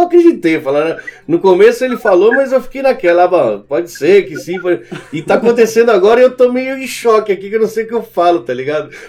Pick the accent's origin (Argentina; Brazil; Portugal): Argentina; E um abraço pra sua esposa, conterrânea, sou argentino também.